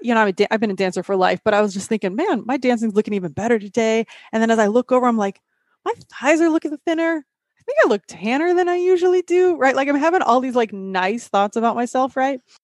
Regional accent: Midwest, United States; I'm from the Midwest

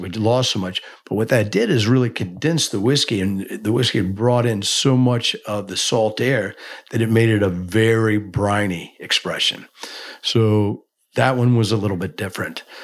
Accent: Kentucky, United States; growing up in Kentucky, you're just, eh, you're immersed in bourbon

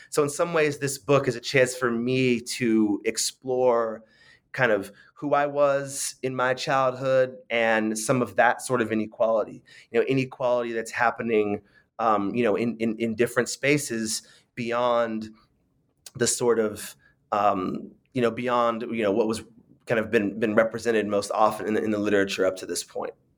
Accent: San Francisco, California, United States; I grew up in, in San Francisco

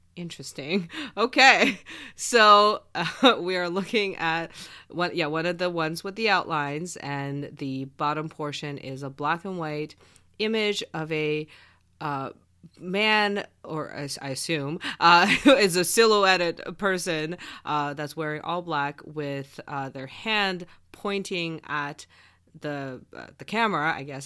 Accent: Canada; I am Canadian

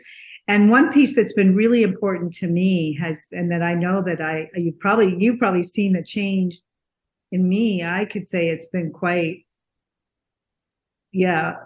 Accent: New England, United States; now in Scottsdale, United States; I'm from New England.

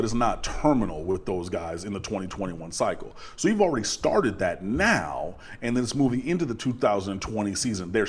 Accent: Detroit, Michigan, United States; moved away; I'm from Detroit, so I have family and friends who went to Michigan and Michigan State

